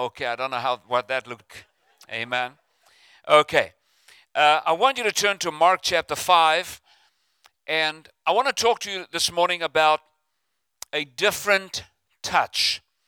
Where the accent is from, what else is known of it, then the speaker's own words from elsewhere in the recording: South Africa; now in United States; I'm from South Africa originally, but uh, I'm stuck in America.